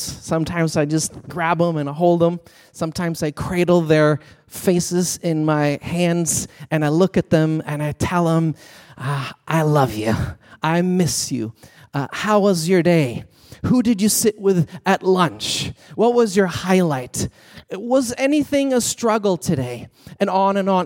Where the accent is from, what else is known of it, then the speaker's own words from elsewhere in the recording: Sweden; moved away as an adult; I was born and raised in Sweden, so I came as an international student.